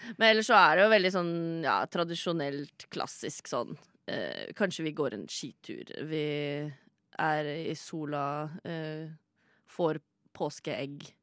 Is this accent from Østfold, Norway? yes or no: no; Sande, Vestfold, Norway; Jeg er fra Sande i Vestfold